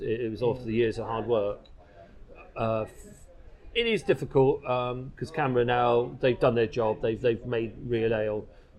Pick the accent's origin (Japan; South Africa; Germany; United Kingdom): United Kingdom; England; So I said, being English, you know, we sort of abbreviate things.